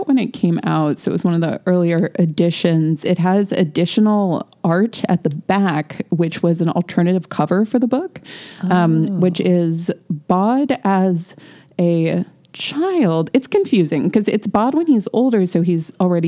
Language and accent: English; Midwest, United States; moved away as an adult; now in Seattle, United States; we grew up in the Midwest